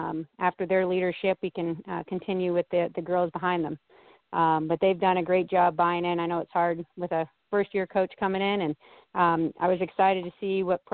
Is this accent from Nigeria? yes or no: no; Canada; now in United States; I'm from Canada